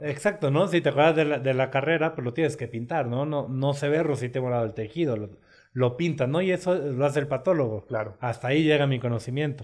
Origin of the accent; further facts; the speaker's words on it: Sonora, Mexico; moved away as an adult; also born or lived in Torreón, Coahuila; Yo soy de Sonora